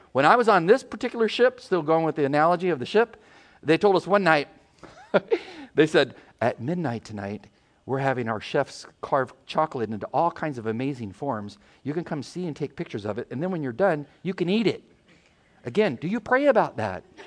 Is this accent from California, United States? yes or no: yes; San Diego, California, United States; moved away; We're from San Diego.